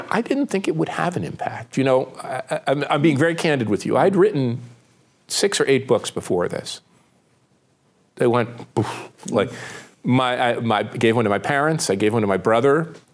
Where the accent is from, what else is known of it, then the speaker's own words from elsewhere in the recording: Pittsburgh, Pennsylvania, United States; trying to explain my hometown of Pittsburgh.